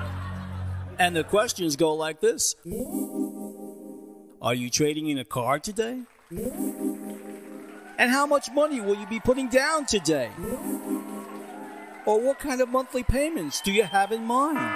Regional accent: New York City, New York, United States; growing up in New York was an adventure

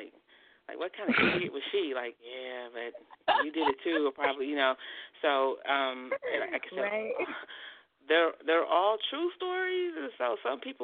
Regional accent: San Francisco, California, United States; I'm from San Francisco

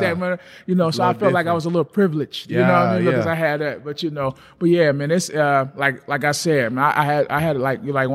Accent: Gary, Indiana, United States; I was born and raised in the projects

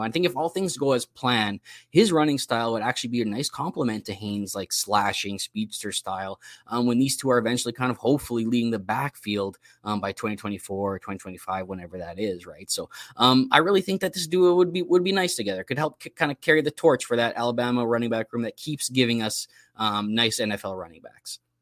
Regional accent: Canada; It's part of being Canadian.

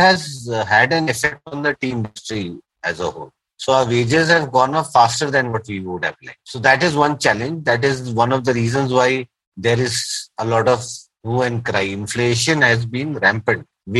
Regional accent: India; also born or lived in Nepal; As an Indian who has, you know, my mother used to be from Nepal. So I don't think of Nepal as Nepal the country, you know. For me, Nepal is like my mom's home country.

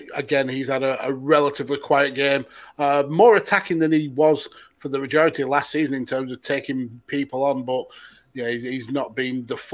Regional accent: the north of England, United Kingdom; Yeah, I'm Northern English.

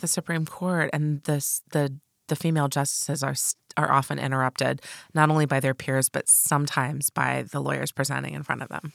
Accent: United States; I'm a United States citizen, and I live in a state that has excellent social services

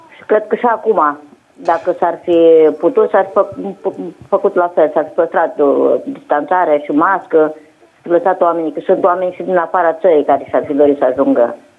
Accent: Bârlad, Vaslui County, Romania; sunt din Bărlad

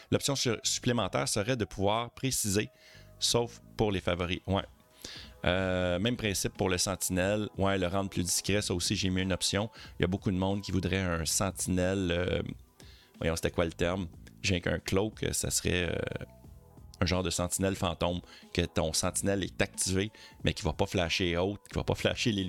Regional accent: France; Après, après, je suis français et on a beaucoup de ronds-points chez nous.

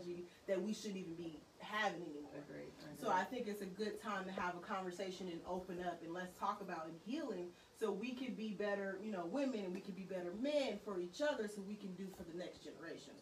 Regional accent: Vallejo, California, United States; I am from Vallejo, 707, born and raised

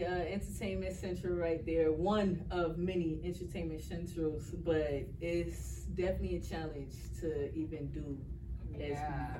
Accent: Bronx, New York, United States; No, I'm originally from the Bronx, New York.

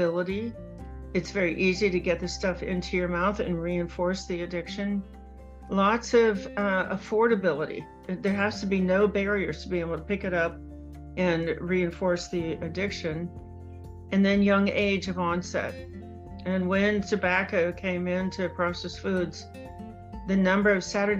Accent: Cincinnati, Ohio, United States; moved away; my hometown of Cincinnati

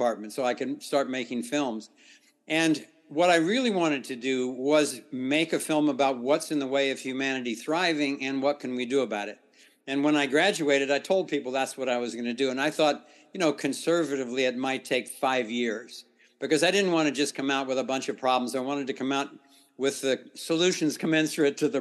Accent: Ohio, United States; I grew up in the Midwest in Ohio

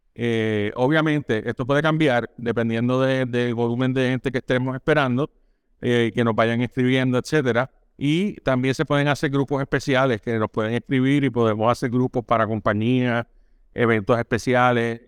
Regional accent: Puerto Rico; como puertorriqueño

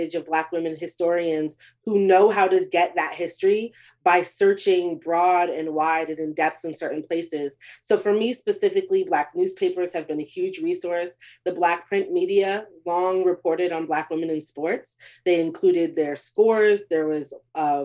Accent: Beaumont, Texas, United States; my hometown of Beaumont, Texas

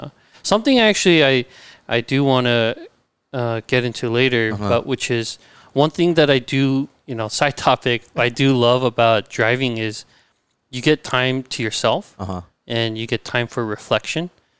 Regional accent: La Cañada, California, United States; Born and raised in La Cañada. Uh-huh. And that's where, you know, our journey began.

